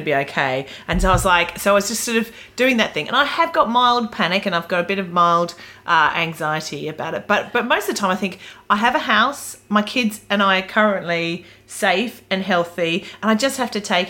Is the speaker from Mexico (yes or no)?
no; Australia; now in London, United Kingdom; I am Australian in London, and I have two elderly parents in Australia who I can't get